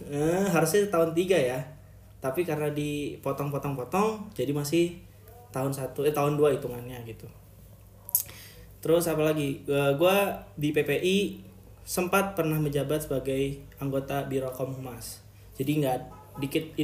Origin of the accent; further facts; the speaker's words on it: Cilegon, Banten, Indonesia; moved away as an adult; now in Sudan; gue asli dari Cilegon Banten